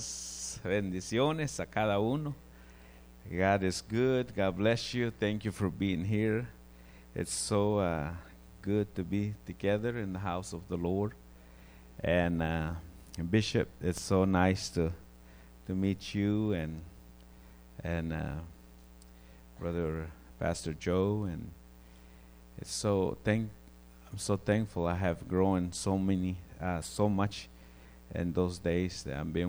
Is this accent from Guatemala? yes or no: yes; Guatemala; moved away; I grew up in Guatemala